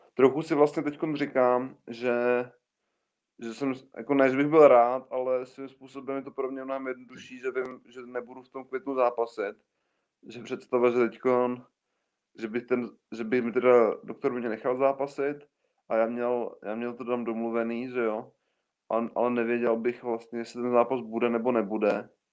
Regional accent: Czechia

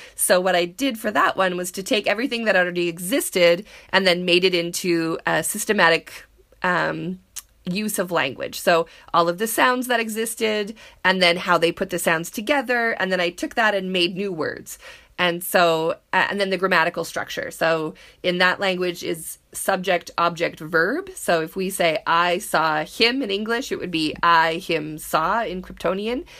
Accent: Canada; being Canadian, we all learned French

